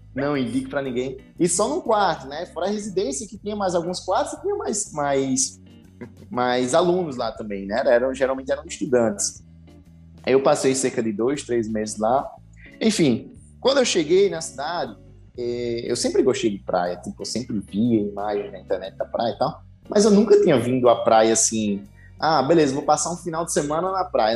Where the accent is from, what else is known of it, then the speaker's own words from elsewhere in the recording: Parelhas, Rio Grande do Norte, Brazil; moved away as an adult; now in Natal, Brazil; venho do Rio Grande do Norte, né? Do interior do estado, uma cidade como o Rafael chamou, parelhas